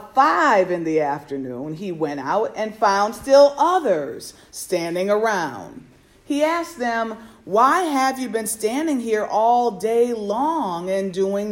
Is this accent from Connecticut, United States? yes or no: yes; Norfolk, Connecticut, United States; I was born and raised up in Norfolk, Connecticut, a small town nestled in the northwest corner of our state